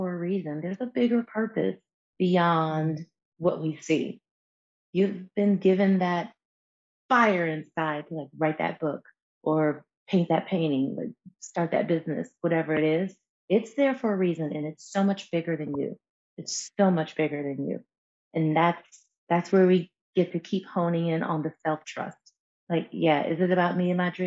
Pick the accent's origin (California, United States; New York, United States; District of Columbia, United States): New York, United States; being born and raised in New York State, New York City was not far